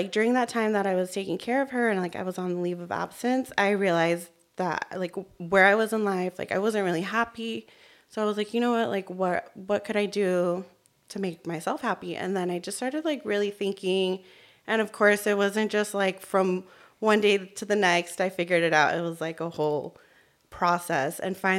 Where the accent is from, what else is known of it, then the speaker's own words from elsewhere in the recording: Mexico; born there; moved away; also born or lived in Arizona / Tennessee / California; Hi, everyone. … I was born in Mexico, but I've lived in different places. So I've lived in Arizona, in Tennessee, and California.